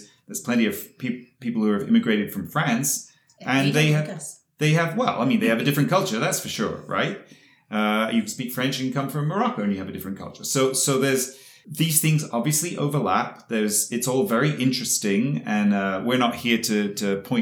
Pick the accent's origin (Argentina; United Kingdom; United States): United Kingdom; Yeovil, South West England; accent: British; moved away as an adult; now in Montreal, Canada; I'm Canadian, but I grew up in England